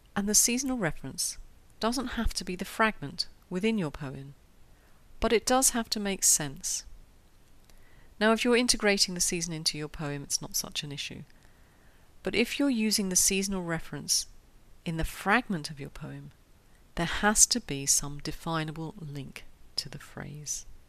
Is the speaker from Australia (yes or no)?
no; London, United Kingdom; now in Switzerland; my hometown of London